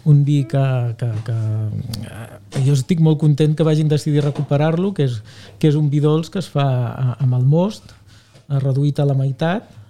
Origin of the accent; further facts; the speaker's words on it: Abrera, Catalonia, Spain; O sigui, jo soc mm, net, bueno, o, o net, net, fill eh, i germà de pagesos. Eh? Uh, som d'Abrera.